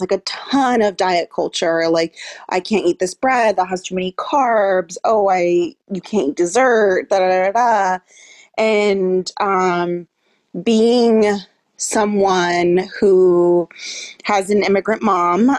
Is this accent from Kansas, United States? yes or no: no; California, United States; growing up in California